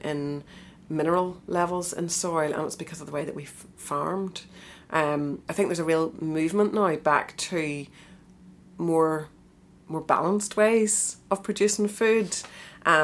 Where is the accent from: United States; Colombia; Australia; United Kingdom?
United Kingdom; Eglinton, Northern Ireland; I'm from Eglinton, kind of northwest